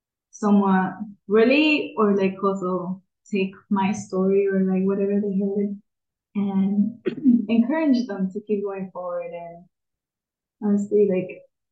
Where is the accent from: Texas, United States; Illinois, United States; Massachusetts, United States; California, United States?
California, United States; Oxnard; now in Los Angeles, United States; I'm from Oxnard